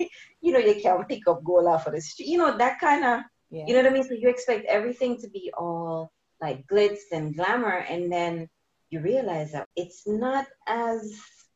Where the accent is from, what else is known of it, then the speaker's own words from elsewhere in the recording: Jamaica; growing up in Jamaica